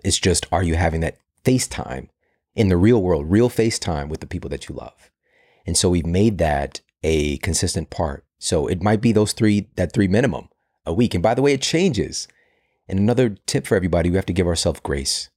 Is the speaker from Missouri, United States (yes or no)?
yes; St. Louis, Missouri, United States; I'm from Saint Louis